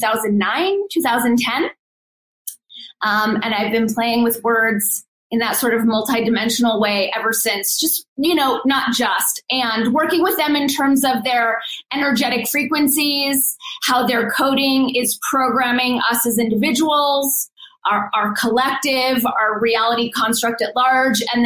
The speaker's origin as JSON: {"language": "English", "town": "Los Angeles", "region": "California", "country": "United States", "tie": "born or raised there", "also_born_or_lived": "northern New Mexico", "moved": "as an adult", "lives_now": "New Mexico, United States", "said": "But I was born and raised in Los Angeles, and that's where I grew up"}